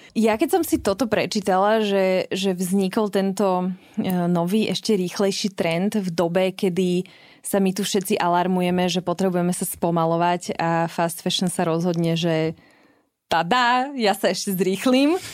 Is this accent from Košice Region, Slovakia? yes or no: no; Trenčín, Trenčín Region, Slovakia; pochádzam z Trenčina